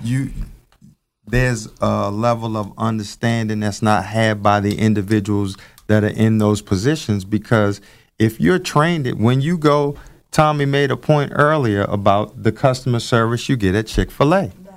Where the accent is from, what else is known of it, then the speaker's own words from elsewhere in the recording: Baltimore, Maryland, United States; growing up in East Baltimore